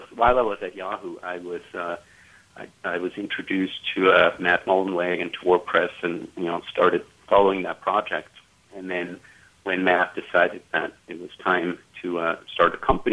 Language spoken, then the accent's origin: English; Switzerland; moved away as an adult; also born or lived in California; I grew up in Switzerland. And I moved to California when I was 19